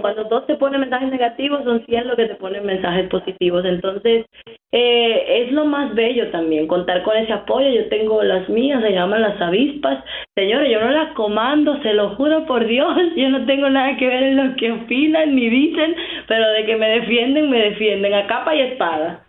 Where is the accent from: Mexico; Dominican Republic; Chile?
Dominican Republic; moved away as an adult; also born or lived in New York City; now in United States; soy de la República Dominicana